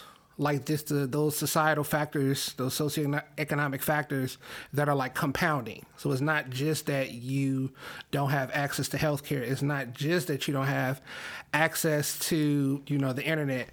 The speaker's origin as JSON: {"language": "English", "town": "Chicago", "region": "Illinois", "country": "United States", "said": "As a Chicagoan"}